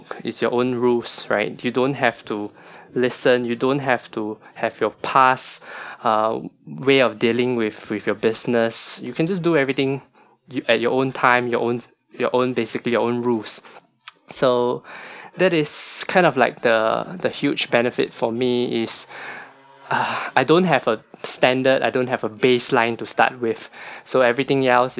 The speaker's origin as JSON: {"language": "English", "country": "Singapore", "tie": "born or raised there", "said": "a Singaporean staying that's born and bred in Singapore, most of us have like a house"}